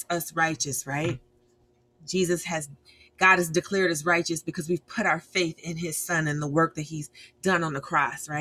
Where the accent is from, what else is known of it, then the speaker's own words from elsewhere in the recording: United States; I'm American